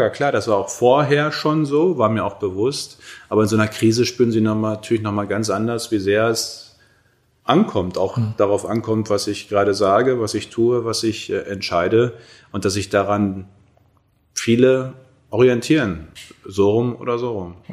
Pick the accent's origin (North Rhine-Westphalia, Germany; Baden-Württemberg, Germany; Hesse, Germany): North Rhine-Westphalia, Germany; now in Berlin, Germany; Es ist jetzt, hier ist meine Heimat